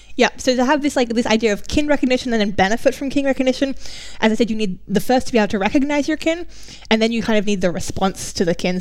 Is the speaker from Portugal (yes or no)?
no; Australia; i'm australian